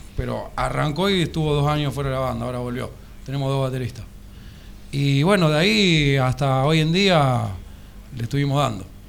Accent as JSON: {"language": "Spanish", "town": "Arroyo Seco", "region": "Santa Fe", "country": "Argentina", "said": "El violero y yo somos de Arroyo"}